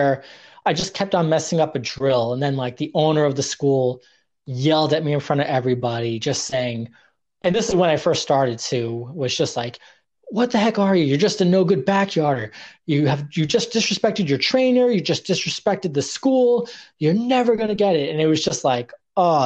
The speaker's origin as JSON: {"language": "English", "region": "New York", "country": "United States", "tie": "born or raised there", "also_born_or_lived": "Oregon", "said": "growing up in New York"}